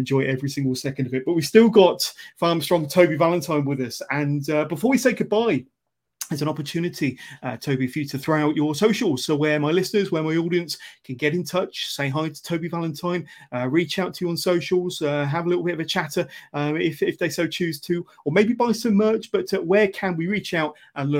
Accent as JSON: {"language": "English", "town": "Westbury", "region": "England", "country": "United Kingdom", "tie": "born or raised there", "said": "my hometown of Westbury"}